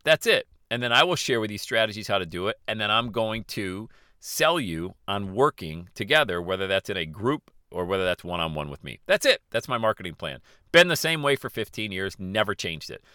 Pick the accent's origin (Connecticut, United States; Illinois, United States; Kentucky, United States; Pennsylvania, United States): Pennsylvania, United States; Bradford; growing up in Bradford, P